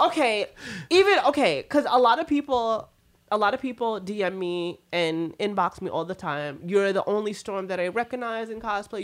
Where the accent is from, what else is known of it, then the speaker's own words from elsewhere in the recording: Puerto Rico; moved away; growing up in Puerto Rico, like on a farm